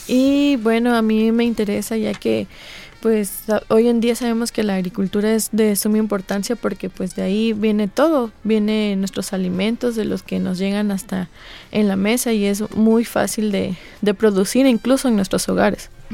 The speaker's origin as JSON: {"language": "Spanish", "town": "Minatitlán", "region": "Veracruz", "country": "Mexico", "said": "yo soy proveniente de Minatitlán, Veracruz"}